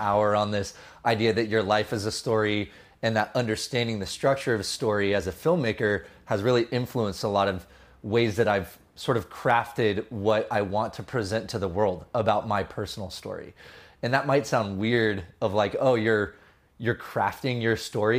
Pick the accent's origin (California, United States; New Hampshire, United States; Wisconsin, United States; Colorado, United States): California, United States; San Jose; also born or lived in Los Angeles; now in Sonoma County, United States; I grew up in San Jose originally.